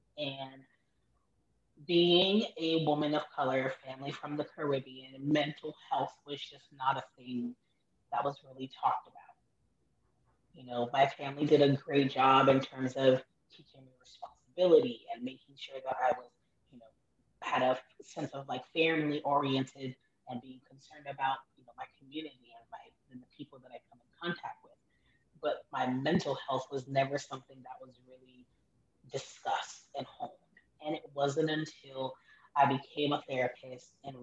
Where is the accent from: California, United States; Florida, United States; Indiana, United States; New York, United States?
Florida, United States; Miami; born or raised there; also born or lived in Haiti (parents); now in Orlando, United States